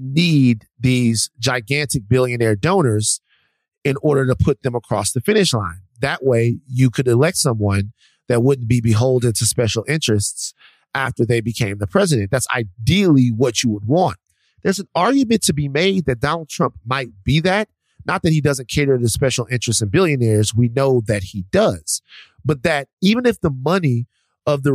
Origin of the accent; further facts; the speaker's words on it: the South, United States; I'm from the South.